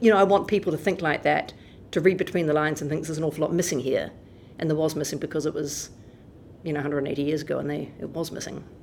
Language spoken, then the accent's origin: English; Wellington, New Zealand; I grew up in Wellington